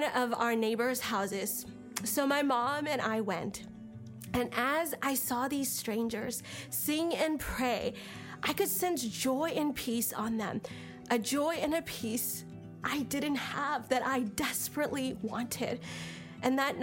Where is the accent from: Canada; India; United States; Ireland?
India; I was born in India into an Orthodox Christian home